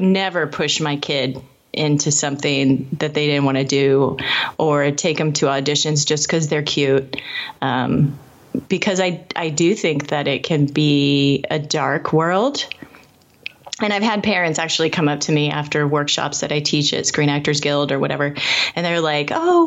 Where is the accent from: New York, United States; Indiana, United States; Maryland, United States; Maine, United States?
Indiana, United States; Indianapolis; I grew up in Indianapolis